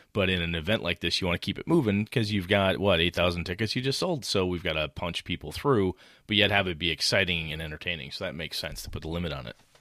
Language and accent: English; Wausau, Wisconsin, United States; I run a small gaming convention up in my hometown, about, you know, fifteen hundred people, and, uh, up in Wausau, Wisconsin